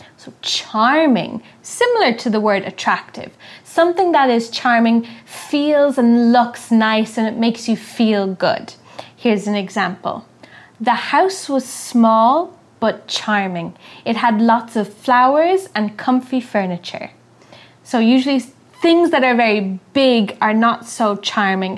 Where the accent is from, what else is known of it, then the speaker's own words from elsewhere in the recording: Ireland; I'm from Ireland